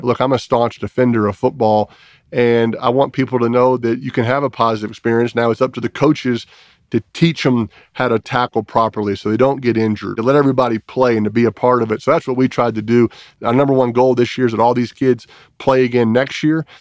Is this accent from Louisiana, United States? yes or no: yes; New Orleans, Louisiana, United States; moved away; the house where I grew up in New Orleans